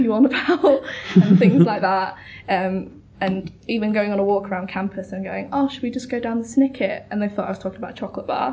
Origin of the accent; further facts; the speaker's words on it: just outside of York, Yorkshire and the Humber, United Kingdom; now in Bath, United Kingdom; I'm from just outside of York